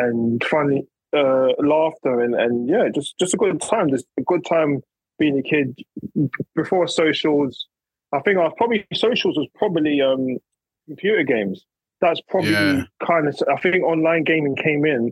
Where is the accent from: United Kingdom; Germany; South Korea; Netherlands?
United Kingdom; also born or lived in London / Essex; I grew up in London and then I moved to Essex early ages, between maybe about nine to about 16, 17.